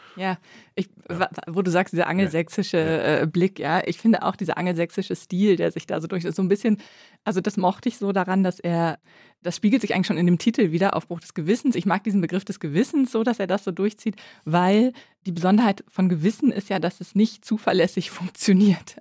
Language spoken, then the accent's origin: German; West Germany, Germany; als Wessi-Katholikin